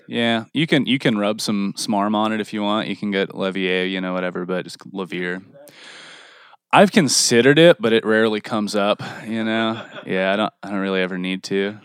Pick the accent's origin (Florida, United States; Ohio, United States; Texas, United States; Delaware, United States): Texas, United States; also born or lived in California / Wisconsin; now in Pittsburgh, United States; I was born in California, grew up in Texas, lived in Wisconsin for a little while, and now I'm back here